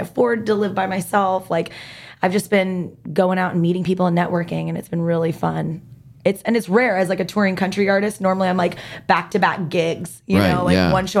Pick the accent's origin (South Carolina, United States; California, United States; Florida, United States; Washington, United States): Washington, United States; Seattle; moved away as an adult; I'm from Seattle